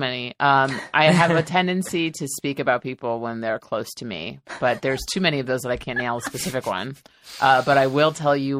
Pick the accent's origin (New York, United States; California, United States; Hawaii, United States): New York, United States; New York City; now in Los Angeles, United States; I grew up in New York City